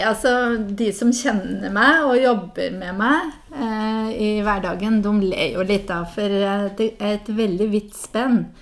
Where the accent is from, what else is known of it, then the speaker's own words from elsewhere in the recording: Hedmark, Innlandet, Norway; accent: Hedmark dialect; now in Tananger, Norway; jeg er fra Hedmark